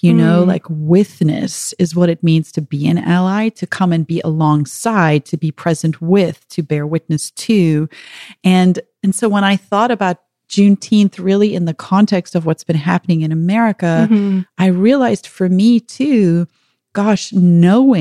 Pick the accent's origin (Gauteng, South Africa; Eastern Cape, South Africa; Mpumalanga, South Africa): Gauteng, South Africa; Pretoria; moved away as an adult; now in United States; growing up in South Africa